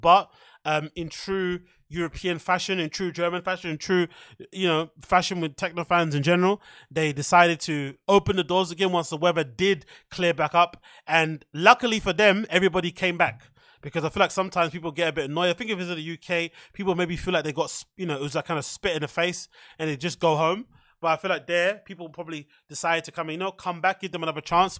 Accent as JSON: {"language": "English", "country": "United Kingdom", "said": "we're British people"}